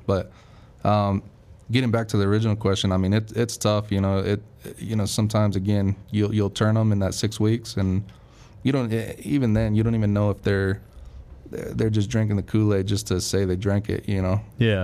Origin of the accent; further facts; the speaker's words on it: Las Vegas, Nevada, United States; moved away as an adult; also born or lived in California; I was born in California and then I was kind of raised in Vegas, so I claim Vegas as my home